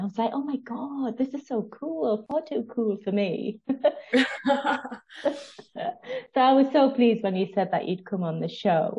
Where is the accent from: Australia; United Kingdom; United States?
United Kingdom; I'm obviously British